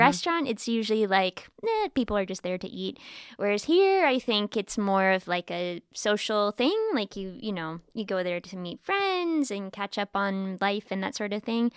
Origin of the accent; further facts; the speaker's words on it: United States; now in Bratislava, Slovakia; I'm American too